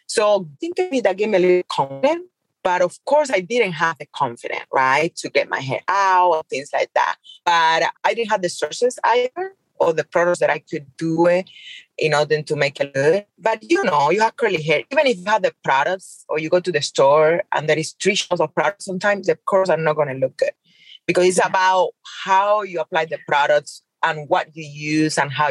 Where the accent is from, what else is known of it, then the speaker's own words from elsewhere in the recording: Cuba; English is a second language; moved away as an adult; now in Las Vegas, United States; I grew up in Cuba